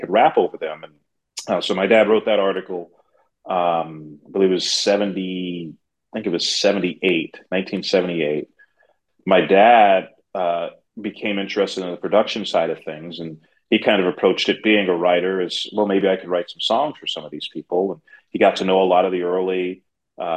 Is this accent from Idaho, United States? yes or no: no; New York City, New York, United States; moved away as an adult; now in Houston, United States; growing up in the Bronx, growing up in New York City